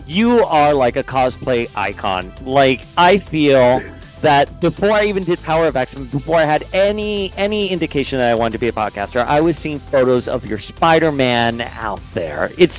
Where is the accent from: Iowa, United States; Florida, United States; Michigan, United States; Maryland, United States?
Florida, United States; Miami; I grew up down here in Miami, man. We had chancletas, we had croquetas. We did not have trampolines.